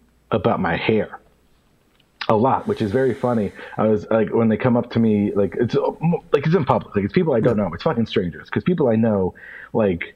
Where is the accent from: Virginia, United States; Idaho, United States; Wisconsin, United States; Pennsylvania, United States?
Pennsylvania, United States; also born or lived in Bridgeport, Connecticut; I was born in Connecticut and I was raised in Pennsylvania